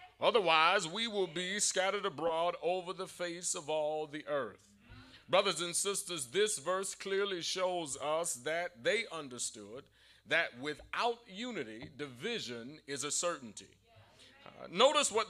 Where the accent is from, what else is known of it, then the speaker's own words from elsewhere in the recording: Savannah, Georgia, United States; growing up in Savannah